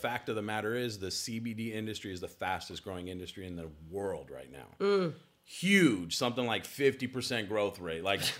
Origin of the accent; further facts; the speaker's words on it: Los Angeles, California, United States; Born and raised in Los Angeles, California.